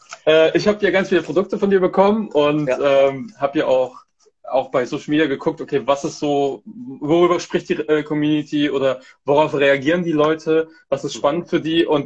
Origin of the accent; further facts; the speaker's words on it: Hamburg, Germany; Bin aus Hamburg. Genau. aus Deutschland.